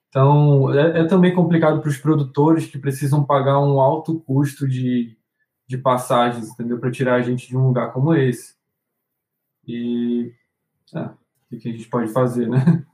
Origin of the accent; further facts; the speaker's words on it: Manaus, Amazonas, Brazil; a gente vinha de Manaus